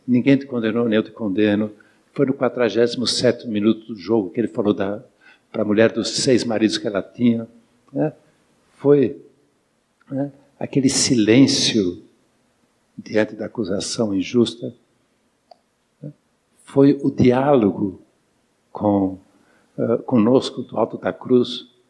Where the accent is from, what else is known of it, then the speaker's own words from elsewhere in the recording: São Paulo, Brazil; Eu sou de São Paulo